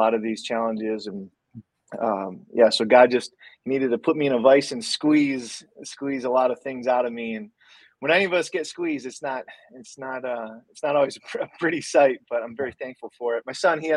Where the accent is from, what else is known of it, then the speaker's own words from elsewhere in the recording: Detroit, Michigan, United States; also born or lived in South Florida / Seattle; I grew up in the Metro Detroit area